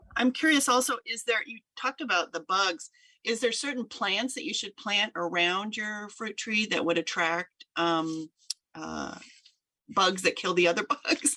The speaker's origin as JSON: {"language": "English", "region": "Southern Oregon", "country": "United States", "tie": "born or raised there", "said": "I grew up in Oregon and, um, in Southern Oregon"}